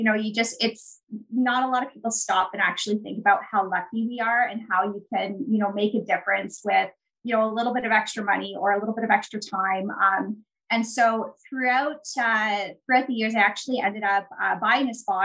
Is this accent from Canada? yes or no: yes; Canada; I'm actually Canadian. I'm in Toronto right now.